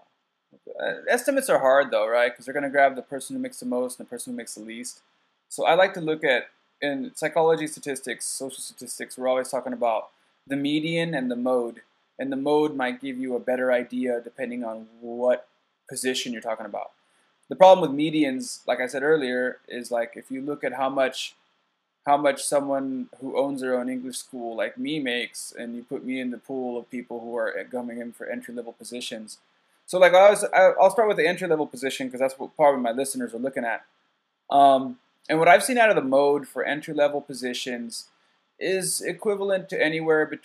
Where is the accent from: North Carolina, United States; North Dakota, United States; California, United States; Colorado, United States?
California, United States; Escondido; now in Japan; I came from California, Southern California, from San Diego, and I came from like a poorer area of San Diego called Escondido, and there was a lot of gang violence and stuff